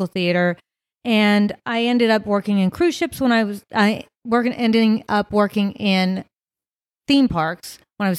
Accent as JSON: {"language": "English", "region": "Virginia", "country": "United States", "moved": "yes", "lives_now": "Las Vegas, United States", "said": "I'm from Virginia"}